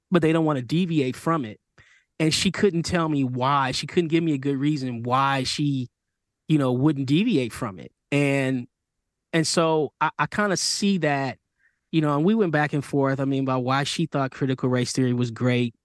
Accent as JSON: {"language": "English", "region": "Michigan", "country": "United States", "tie": "born or raised there", "said": "I grew up in Michigan"}